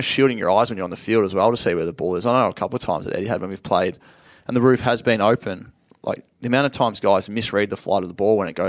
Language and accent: English; Sale, Victoria, Australia; also born or lived in Canberra; I was from Sale